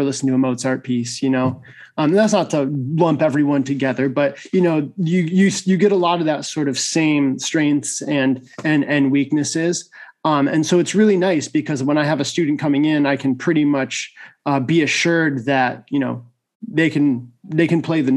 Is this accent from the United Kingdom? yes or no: no; Syracuse, New York, United States; moved away as an adult; also born or lived in Ithaca, New York; now in Texas, United States; I'm originally from Syracuse, New York